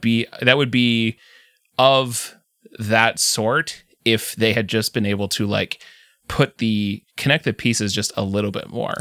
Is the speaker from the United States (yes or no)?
no; Canada; I'm from Canada